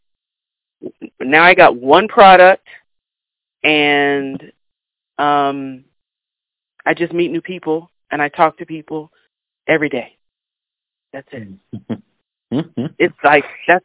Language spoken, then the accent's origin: English; Kansas, United States; I'm from Kansas